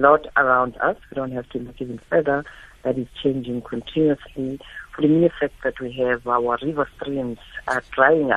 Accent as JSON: {"language": "English", "town": "Soweto", "region": "Gauteng", "country": "South Africa", "tie": "born or raised there", "said": "I grew up in Soweto."}